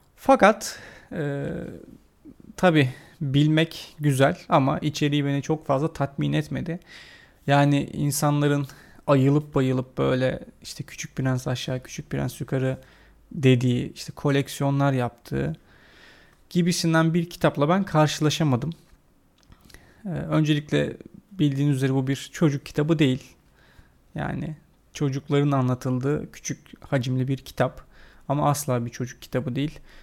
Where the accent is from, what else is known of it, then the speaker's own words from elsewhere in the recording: Turkey; Biz Türkler olarak